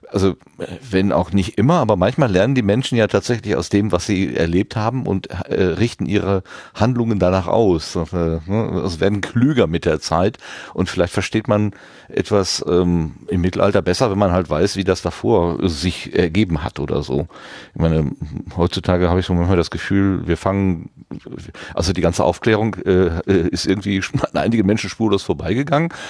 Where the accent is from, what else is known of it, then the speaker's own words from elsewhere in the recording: North Rhine-Westphalia, Germany; Ich bin ein Kind des Ruhrgebietes, also und kenne das Ruhrgebiet vom, äh, ja, als noch äh, Stahl und Kohle geprägtes Industrierevier, mehr oder weniger.